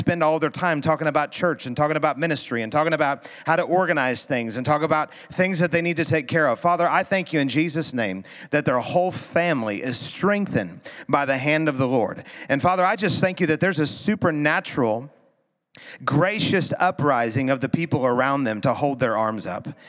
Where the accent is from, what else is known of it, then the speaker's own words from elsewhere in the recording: Missouri, United States; We're from Missouri